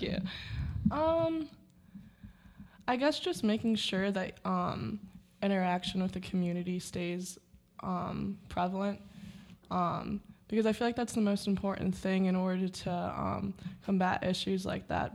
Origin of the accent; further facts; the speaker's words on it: Rochester, New York, United States; I'm also also from Rochester, New York.